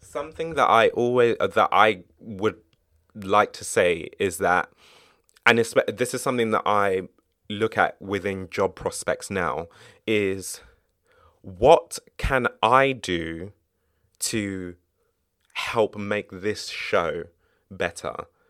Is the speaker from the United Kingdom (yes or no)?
yes; United Kingdom; I'm British